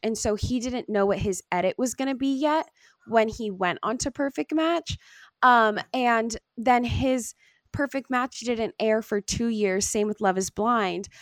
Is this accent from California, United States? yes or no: yes; Long Beach, California, United States; I'm from Long Beach, like, I've been around a lot of diversity in my life